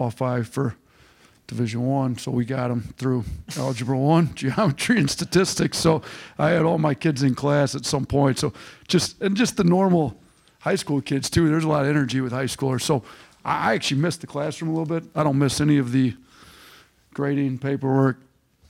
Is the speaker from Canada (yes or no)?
no; Wisconsin, United States; moved away as an adult; also born or lived in Detroit; I grew up in Wisconsin, but Detroit's kind of where I made my name in coaching